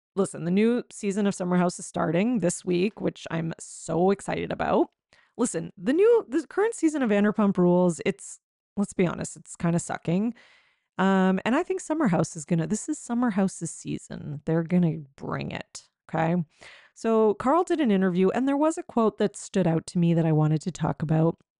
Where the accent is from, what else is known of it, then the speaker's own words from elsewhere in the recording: Canada; I'm Canadian, um, and I don't live in Quebec